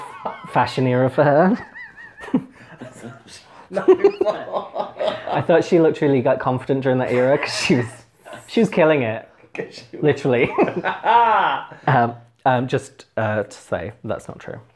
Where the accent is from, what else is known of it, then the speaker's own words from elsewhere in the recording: Huddersfield, Yorkshire and the Humber, United Kingdom; I'm from Huddersfield, which isn't known for glamour